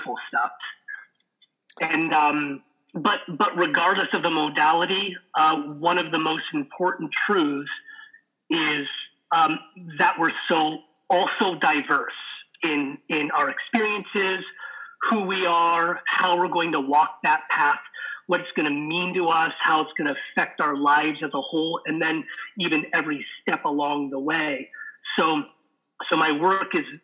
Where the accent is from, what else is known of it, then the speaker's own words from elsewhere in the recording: Los Angeles, California, United States; I was born and raised in Los Angeles